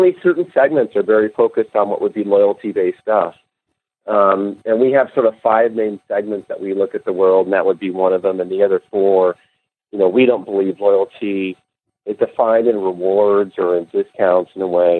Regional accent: Los Angeles, California, United States; also born or lived in San Diego, United States; I grew up in L.A.

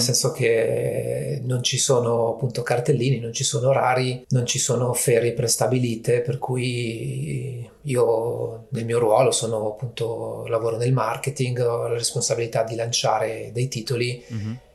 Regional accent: province of Varese, Lombardy, Italy; also born or lived in Milan; essendo appunto della provincia di Varese, comunque avendo vissuto a Milano per tantissimi anni

